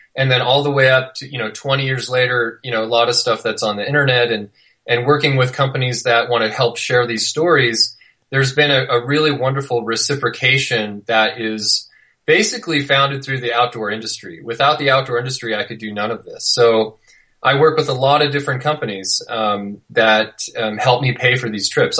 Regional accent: near Yosemite National Park, California, United States; also born or lived in Little Cottonwood Canyon, Utah; now in Utah, United States; I grew up near Yosemite National Park

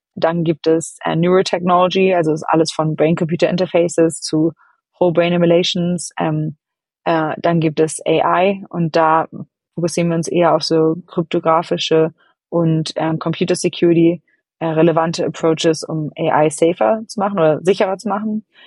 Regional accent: Hamburg, Germany; moved away as an adult; also born or lived in London; now in San Francisco, United States; ich selber bin aus Ham in Hamburg groß geworden

